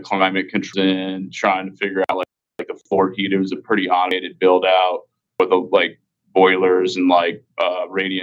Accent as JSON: {"language": "English", "region": "Kansas", "country": "United States", "moved": "yes", "lives_now": "Missouri, United States", "said": "I was from Kansas"}